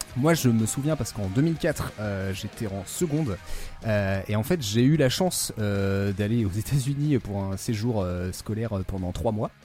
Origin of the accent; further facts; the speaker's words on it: France; en tant que petit français